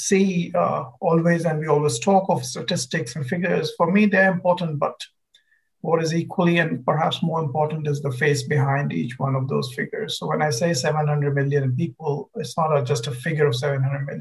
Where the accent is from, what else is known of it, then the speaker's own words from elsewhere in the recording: Bihar, India; I come from India and come from a very, very poor and backward state of Bihar in North India.